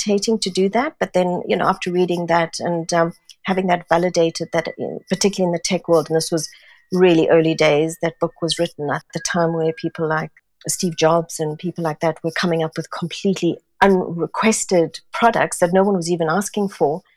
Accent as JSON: {"language": "English", "country": "South Africa", "tie": "born or raised there", "also_born_or_lived": "Singapore", "moved": "as an adult", "lives_now": "London, United Kingdom", "said": "being born and brought up in South Africa, where we were a very multicultural nation."}